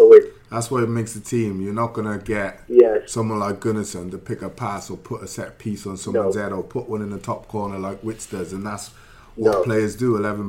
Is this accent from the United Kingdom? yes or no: yes; Welsh, Wales, United Kingdom; because we're Welsh